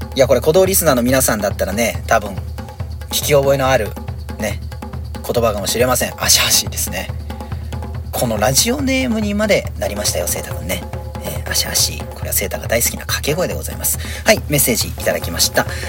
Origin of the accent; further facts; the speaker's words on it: Iwaki, Fukushima, Japan; accent: Iwaki dialect (Fukushima dialect); now in Sado, Japan; 福島弁っていうか、まあ、いわき弁なのかな？でも、やっぱ佐渡にいると、いわき弁はなかなか出ないですよね